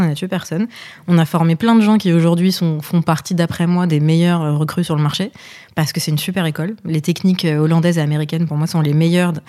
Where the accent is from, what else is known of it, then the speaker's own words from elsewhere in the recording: Paris, Île-de-France, France; also born or lived in Lebanon; now in Boulogne-Billancourt, France; je suis née au Liban. Je suis arrivée en France euh, à cause de la guerre, euh, dans des conditions un peu particulières et compliquées. j'ai d'abord grandi du coup à Paris